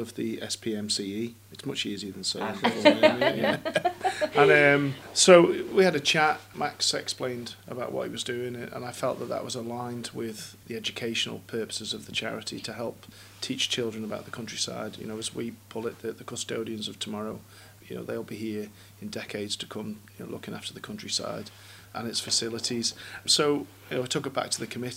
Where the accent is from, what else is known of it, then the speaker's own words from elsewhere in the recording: Peel, Isle of Man; Growing up in Peel, that's all we had was Peel Hill and the beach.